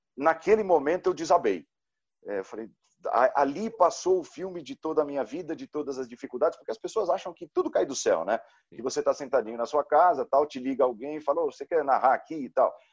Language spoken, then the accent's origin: Portuguese; São Caetano do Sul, São Paulo, Brazil; do meu azulão do São Caetano, lá em São Caetano, de onde eu venho